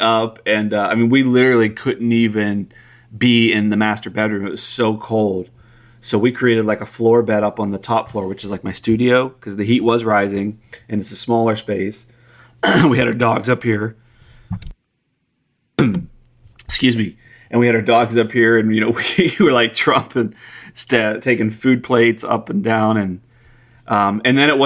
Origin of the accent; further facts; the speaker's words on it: Pennsylvania, United States; now in Texas, United States; I come from Pennsylvania where it's just common to drive down the road and see mountains of salt